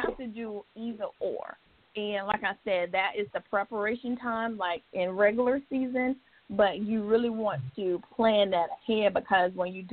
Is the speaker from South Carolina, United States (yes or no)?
yes; Williston, South Carolina, United States; I'm originally from Williston, South Carolina.